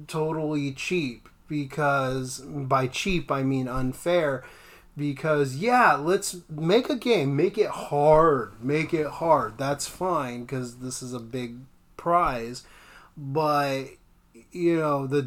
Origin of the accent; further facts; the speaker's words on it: Los Angeles, California, United States; now in Monterey, United States; I grew up in the Los Angeles area